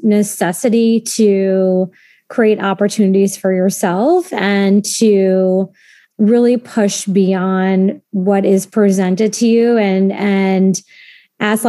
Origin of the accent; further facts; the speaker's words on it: Cape Cod, Massachusetts, United States; moved away as an adult; now in New York City, United States; I grew up in Cape Cod